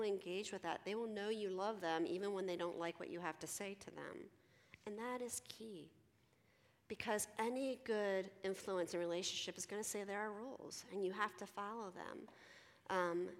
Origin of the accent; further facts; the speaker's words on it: Philadelphia, Pennsylvania, United States; I'm from Philly